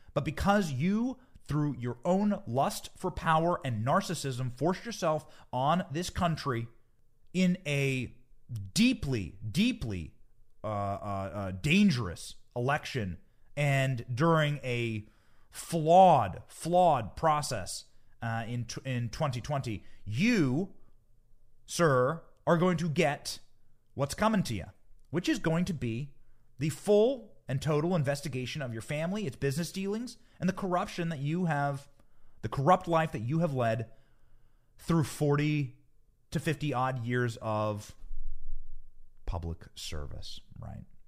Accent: United States

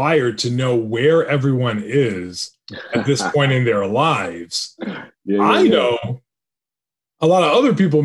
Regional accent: New York City, New York, United States; now in Jersey City, United States; I was born in the Bronx and I live in Jersey City

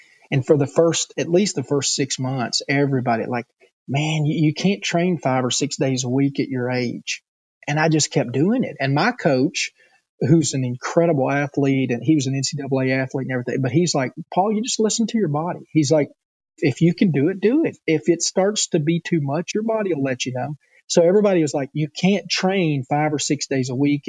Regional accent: the South, United States; accent: Southern; I'm born and raised in the South, and all my people sound Southern

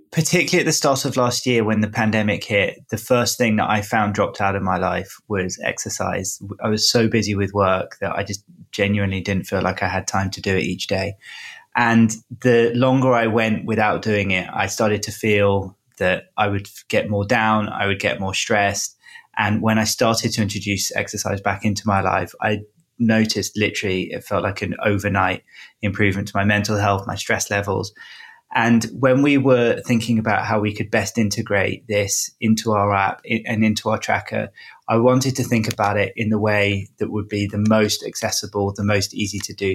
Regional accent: England, United Kingdom; moved away; growing up in England

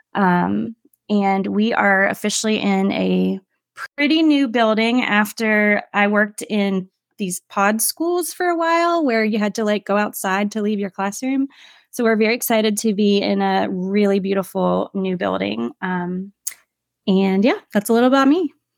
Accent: Williamsburg, Virginia, United States; also born or lived in Charlottesville, Virginia / Shenandoah Valley, Virginia; where I grew up in Williamsburg

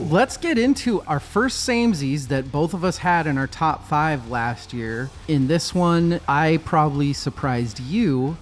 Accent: United States; we're American

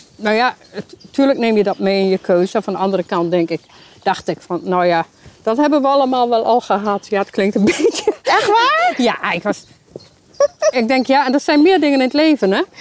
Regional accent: Hoogeveen, Drenthe, Netherlands; Ik kom eigenlijk uit Hogeveen.

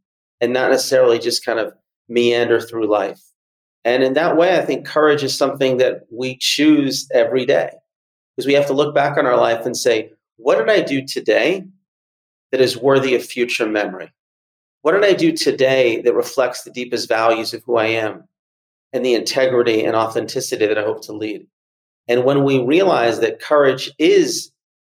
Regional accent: Atlanta, Georgia, United States; I grew up in Atlanta

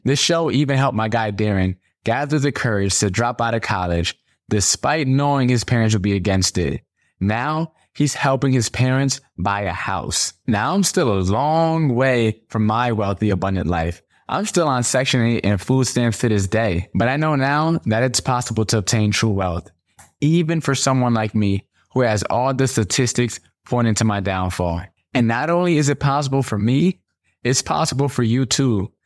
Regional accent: Stamford, Connecticut, United States; I grew up in Stamford, Connecticut, in the projects with nine people in a two bedroom.

